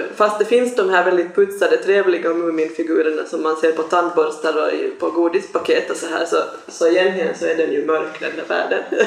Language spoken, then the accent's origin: Swedish; Sweden; moved away; jag växte upp nämligen också i Sverige